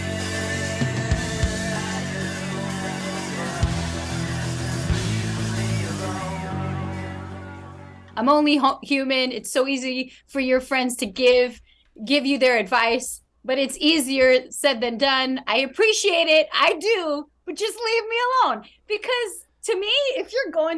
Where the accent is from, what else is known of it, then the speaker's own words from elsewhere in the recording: New York, United States; now in Los Angeles, United States; who live in LA here as a New Yorker